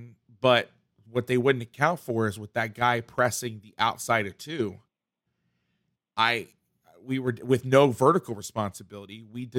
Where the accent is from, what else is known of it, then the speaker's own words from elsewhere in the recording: Boston, Massachusetts, United States; It's like I'm from Boston.